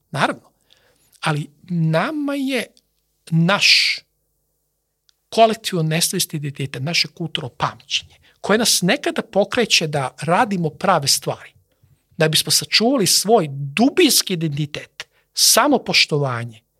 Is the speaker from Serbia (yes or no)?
yes; Serbia; Mi smo neminovno ulazimo potencijalno neke potencijalne integracije sa drugim Slovenima, jer smo slovenski narod.